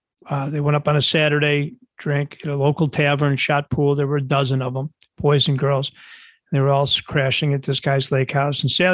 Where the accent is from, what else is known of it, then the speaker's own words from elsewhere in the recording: Buffalo, New York, United States; No, Buffalo, not Brooklyn.